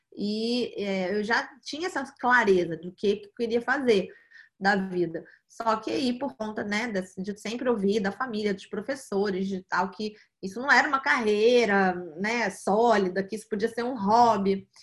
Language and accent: Portuguese; Rio de Janeiro, Brazil; also born or lived in New York, United States / São Paulo, Brazil; Eu, eu, nasci aqui no Rio eh, de Janeiro, aqui no Brasil, e vivi a vida quase toda aqui